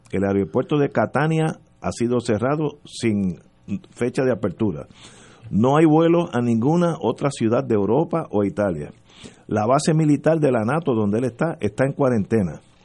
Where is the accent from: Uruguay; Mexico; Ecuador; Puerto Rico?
Puerto Rico; somos puertorriqueños